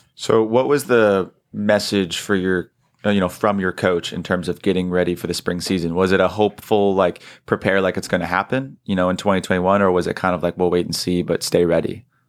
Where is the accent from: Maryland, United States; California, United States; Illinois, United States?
California, United States; South San Francisco area; moved away; I'm not from Sonoma, but I'm from the South San Francisco area